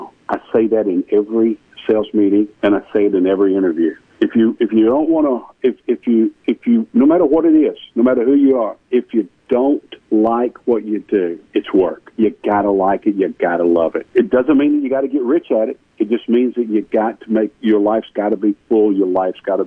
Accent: Marietta, Georgia, United States; also born or lived in Powder Springs, Georgia; I grew up in Marietta, Georgia.

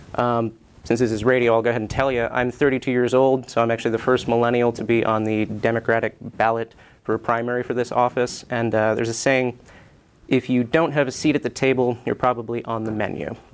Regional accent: Mills River, North Carolina, United States; also born or lived in Asheville, North Carolina; I grew up in Mills River

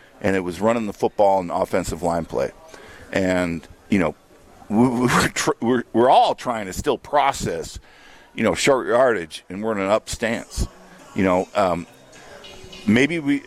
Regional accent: South Dakota, United States; moved away; I grew up in South Dakota

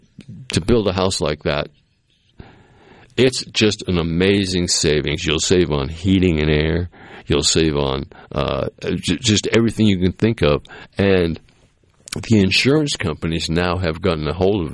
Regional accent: Massachusetts, United States; moved away; where I grew up in Massachusetts

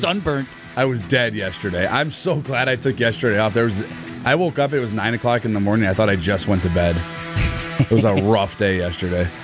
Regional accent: Milwaukee, Wisconsin, United States; I'm from Milwaukee.

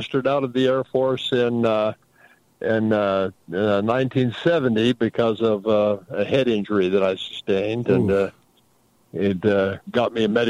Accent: Salt Lake City, Utah, United States; also born or lived in Provo, Utah / Orem, Utah; born and raised in Salt Lake at the old St. Mark's Hospital up there in Salt Lake

